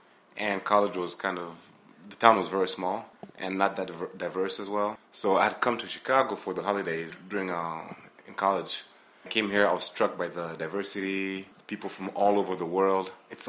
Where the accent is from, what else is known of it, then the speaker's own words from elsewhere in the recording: Kenya; also born or lived in Burundi / Deerfield, United States; now in United States; I grew up in, I'm from Burundi, born there, grew up in Kenya, grew up in Deerfield, then went back to Kenya, then back here.